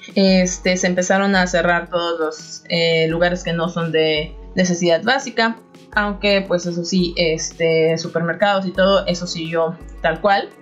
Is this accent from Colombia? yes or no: no; Xalapa, Veracruz, Mexico; moved away as an adult; also born or lived in Monterrey, Mexico; now in Turku, Finland; soy originaria de Jalapa, Veracruz